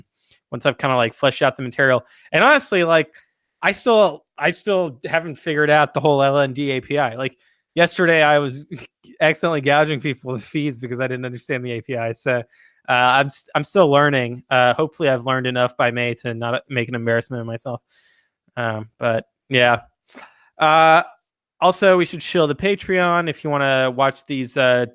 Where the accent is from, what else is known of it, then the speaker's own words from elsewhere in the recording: France; moved away; I come from France